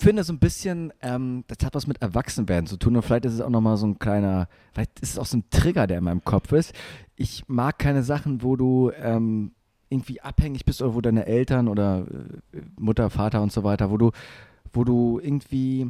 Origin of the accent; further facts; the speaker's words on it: Germany; Deutschland ist manchmal doch gar nicht so schlecht. Wir sind so ein bisschen wie die Japaner